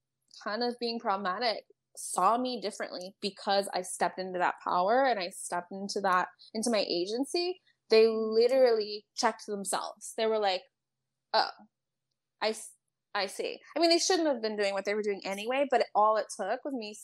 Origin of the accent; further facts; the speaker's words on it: California, United States; So I grew up in California. I just moved so much.